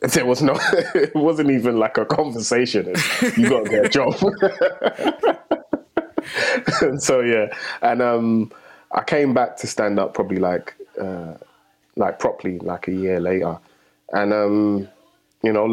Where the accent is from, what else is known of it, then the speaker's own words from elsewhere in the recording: London, United Kingdom; I grew up in the heart of Tottenham